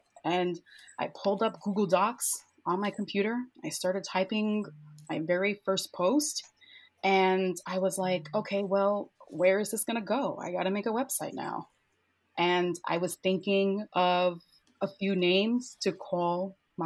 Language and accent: English; New York City, New York, United States; born and raised in Bushwick in Brooklyn, New York